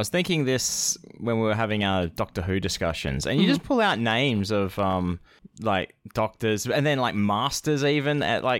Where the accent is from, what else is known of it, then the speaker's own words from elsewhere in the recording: Utica, New York, United States; I'm from Utica, and I've never heard that.